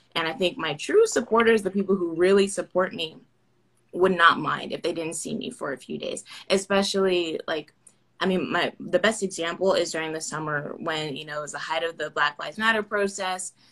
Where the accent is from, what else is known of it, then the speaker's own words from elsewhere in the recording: Orlando, Florida, United States; I'm from Orlando